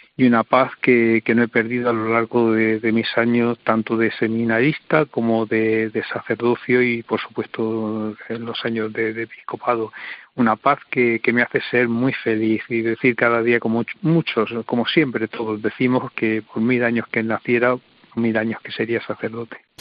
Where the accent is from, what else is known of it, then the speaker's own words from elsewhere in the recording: Diocese of Cartagena, Region of Murcia, Spain; moved away as an adult; en mi diócesis materna, eh, lo que he podido aprender junto a mi obispo diocesano y junto a mis hermanos sacerdotes y a toda la iglesia